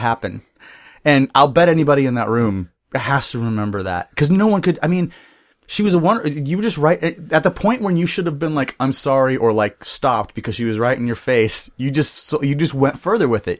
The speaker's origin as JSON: {"language": "English", "town": "Bellingham", "region": "Washington", "country": "United States", "tie": "born or raised there", "also_born_or_lived": "Seattle", "said": "I was born and raised in Bellingham."}